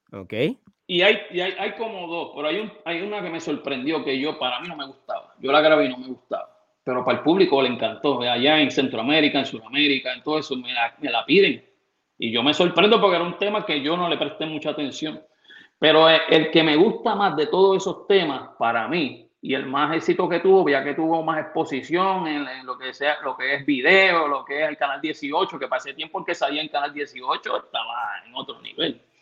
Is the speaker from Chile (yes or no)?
no; Puerto Rico; de residencial Vista Hermosa, donde yo nací. yo quiero mucha gente allá.